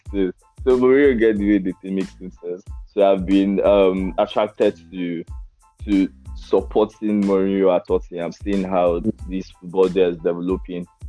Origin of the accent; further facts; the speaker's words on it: Nigeria; as a Nigerian Manchester United fan